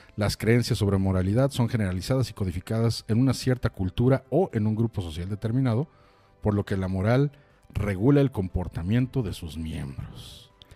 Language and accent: Spanish; Chilango, Mexico City, Mexico; siendo chilangos